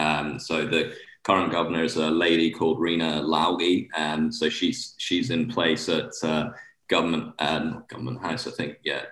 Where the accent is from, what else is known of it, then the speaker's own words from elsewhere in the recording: Scotland, United Kingdom; now in Bermuda; shorts weather all year round on the golf course, which, you know, growing up in Scotland, I love.